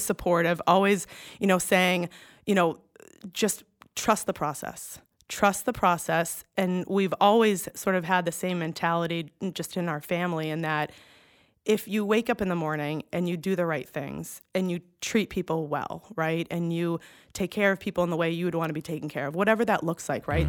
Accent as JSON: {"language": "English", "region": "Massachusetts", "country": "United States", "also_born_or_lived": "Connecticut", "moved": "as an adult", "said": "John's company transfers him back to the Boston location. So we moved back home"}